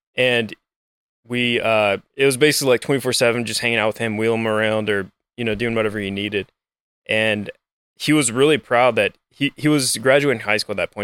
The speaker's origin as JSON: {"language": "English", "town": "Lafayette", "region": "Louisiana", "country": "United States", "tie": "born or raised there", "also_born_or_lived": "New Orleans, Louisiana", "said": "I grew up in Lafayette, Louisiana"}